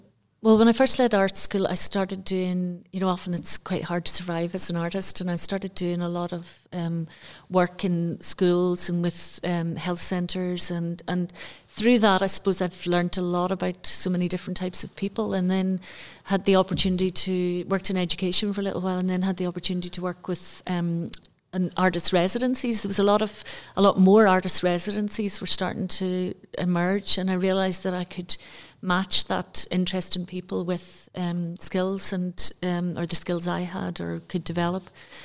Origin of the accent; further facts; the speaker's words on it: Banbridge, Northern Ireland, United Kingdom; I grew up in Northern Ireland.